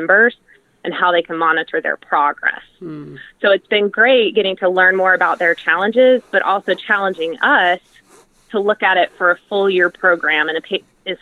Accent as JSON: {"language": "English", "town": "Atlanta", "region": "Georgia", "country": "United States", "said": "I'm from Atlanta"}